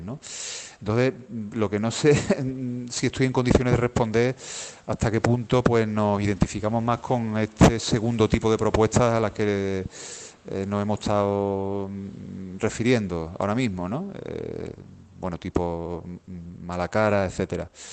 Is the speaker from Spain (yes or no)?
yes; Seville, Andalusia, Spain; la ciudad de donde yo de donde yo soy, donde yo vivo